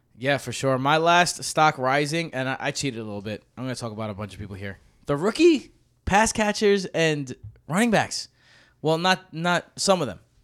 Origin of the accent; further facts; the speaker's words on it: New York City, New York, United States; I'm from Queens